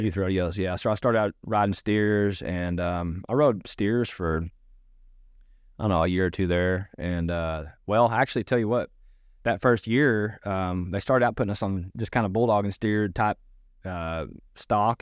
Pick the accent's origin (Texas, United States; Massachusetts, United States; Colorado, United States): Texas, United States; Irving; also born or lived in Grand Prairie, Texas / Keller, Texas / Arkansas; I was born in Irving. And so I was born in inner city and, uh, lived in Grand Prairie